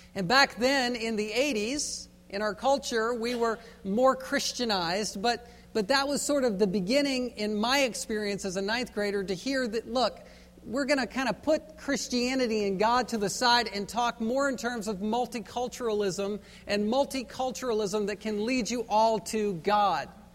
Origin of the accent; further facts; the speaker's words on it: Virginia, United States; Growing up in Virginia on the East Coast